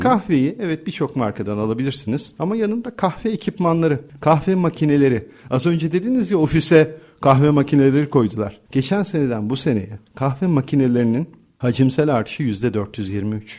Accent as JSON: {"language": "Turkish", "country": "Turkey", "said": "biz Türkler"}